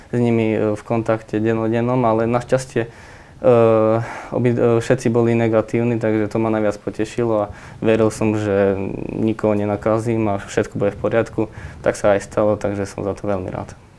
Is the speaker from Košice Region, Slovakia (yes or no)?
yes; Košice, Košice Region, Slovakia; ja som Košičan a, a za Košice hrať je určite pre mňa čest